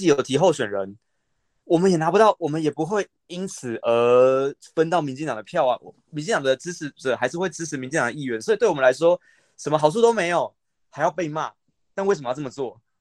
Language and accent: Chinese; Taipei, Taiwan; moved away as an adult; now in Miaoli, Taiwan; 我不是苗栗人啊，我是台北人